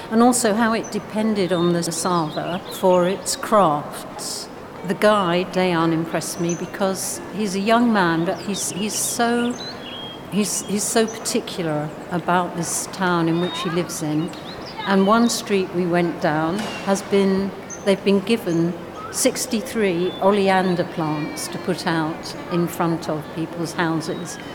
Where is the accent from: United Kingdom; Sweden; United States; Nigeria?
United Kingdom; London; now in Slovenia; I live in Grigé too, but we're originally from England, uh, from London.